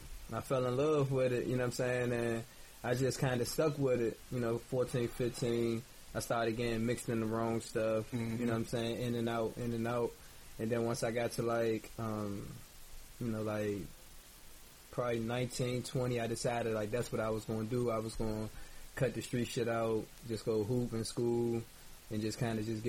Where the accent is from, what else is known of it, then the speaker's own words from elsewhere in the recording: Capitol Heights, Maryland, United States; also born or lived in Washington, D.C.; I grew up born in D.C., raised a lot around Walker Mill, moved around there when I was like 11